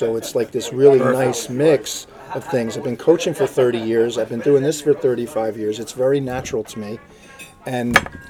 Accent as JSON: {"language": "English", "town": "Hawthorne", "country": "United States", "said": "So I'm from Hawthorne."}